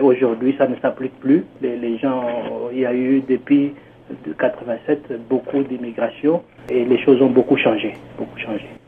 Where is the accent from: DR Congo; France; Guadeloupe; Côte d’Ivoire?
DR Congo; moved away as an adult; also born or lived in Canada; now in Toronto, Canada; je viens précisément de la RDC, la République démocratique du Congo